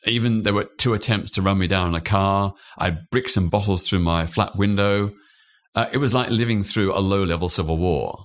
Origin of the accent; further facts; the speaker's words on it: Australia; now in United Kingdom; I was born in Australia.